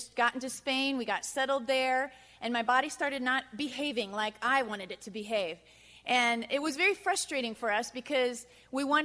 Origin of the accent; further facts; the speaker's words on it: United States; moved away; I'm the American